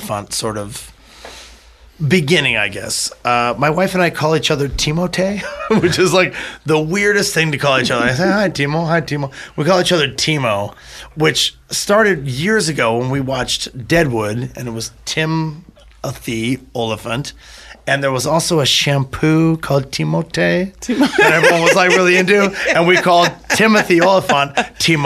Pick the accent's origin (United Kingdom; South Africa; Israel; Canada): Canada; now in Los Angeles, United States; as the Canadian wild card in the group